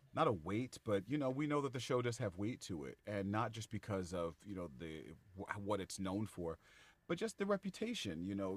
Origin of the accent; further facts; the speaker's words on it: Bay Area, California, United States; we're both from the Bay Area